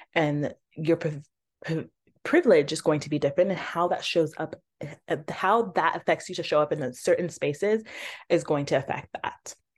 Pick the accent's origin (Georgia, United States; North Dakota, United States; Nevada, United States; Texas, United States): Georgia, United States; I'm from Georgia as well